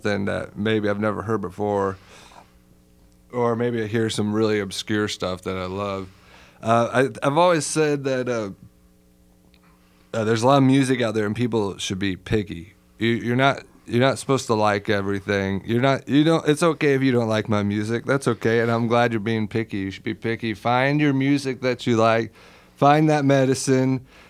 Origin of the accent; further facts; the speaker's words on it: Plainfield, Indiana, United States; moved away as an adult; now in Bloomington, United States; I grew up in Plainfield, but I came down here right after high school